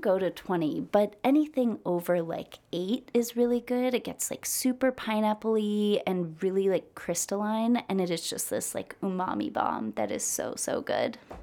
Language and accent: English; United States; I'm American.